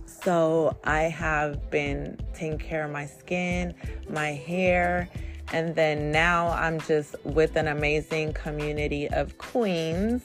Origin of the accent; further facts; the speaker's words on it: Bay Area, California, United States; I am from the Bay Area, California